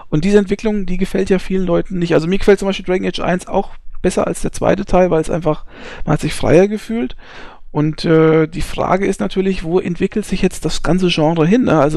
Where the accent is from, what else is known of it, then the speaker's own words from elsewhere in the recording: Hesse, Germany; ich bin Hesse. Ja, ähm, das muss man an der Stelle einfach mal ganz klar sagen. Ich bin nur hier in Bayern werde ich als äh, zugezogener äh, Saupreuß bezeichnet, ja.